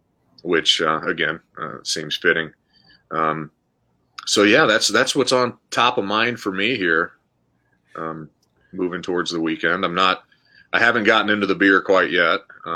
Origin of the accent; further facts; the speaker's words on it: Humboldt, Iowa, United States; I grew up in Humboldt, Iowa. I was born and raised in Humboldt, Iowa, and that's about 30 minutes down the road from Algona.